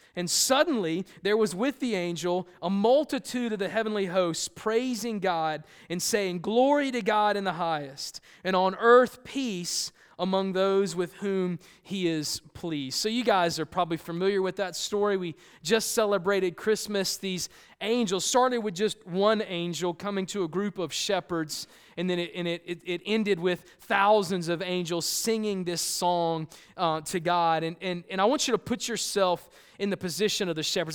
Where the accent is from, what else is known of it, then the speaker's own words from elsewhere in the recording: Columbia, South Carolina, United States; moved away; I grew up in Columbia, South Carolina, the concrete jungle